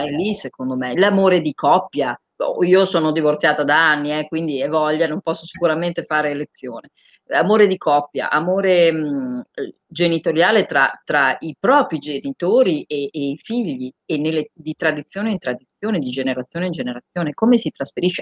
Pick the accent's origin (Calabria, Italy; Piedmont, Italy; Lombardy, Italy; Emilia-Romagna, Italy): Emilia-Romagna, Italy; Bologna; io sono di Bologna